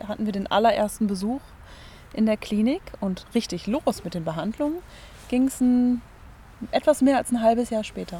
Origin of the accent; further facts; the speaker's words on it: Germany; bei uns in Deutschland